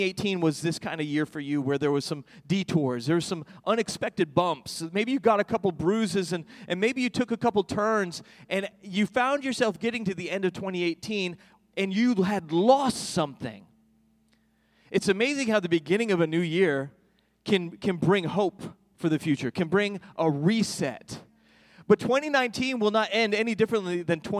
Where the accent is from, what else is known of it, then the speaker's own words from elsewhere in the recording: New York, United States; growing up where I grew up in New York